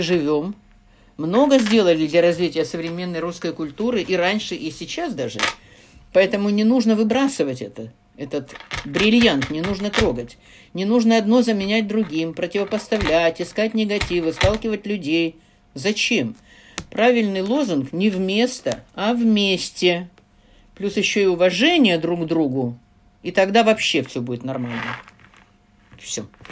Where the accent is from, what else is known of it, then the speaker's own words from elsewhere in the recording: Kharkiv, Kharkiv Oblast, Ukraine; first language Russian; also born or lived in Chelyabinsk; в городе Харькове, моем родном городе, где я прожила всю жизнь за исключением шести лет эвакуации в Челябинск во время войны